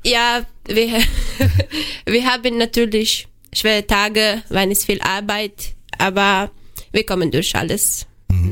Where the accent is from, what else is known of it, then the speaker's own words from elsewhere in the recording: Romania; German is a second language; moved away as an adult; now in Germany; Ich komme aus Rumänien